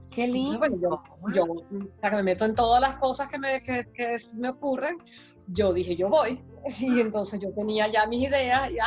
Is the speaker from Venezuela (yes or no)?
yes; Venezuela; moved away; que nosotros salimos de Venezuela, bueno, yo salí en una época en que no estaban las cosas tan malas, salí por otras razones, ¿verdad? Pero soy inmigrante también y creo que nosotros estamos aprendiendo muchísimo, los venezolanos estamos educándonos